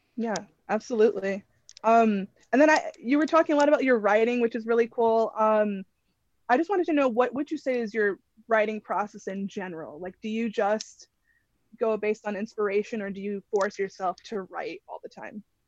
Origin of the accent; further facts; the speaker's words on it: Connecticut, United States; I'm from Connecticut.